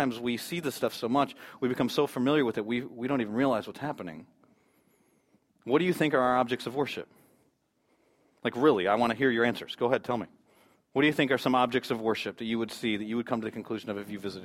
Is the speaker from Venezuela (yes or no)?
no; United States; as an American